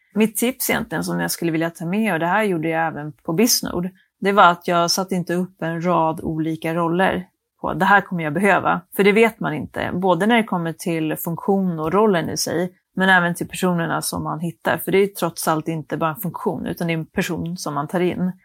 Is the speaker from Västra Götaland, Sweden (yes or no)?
no; Skellefteå, Västerbotten County, Sweden; moved away; jag kom från Skellefteå från början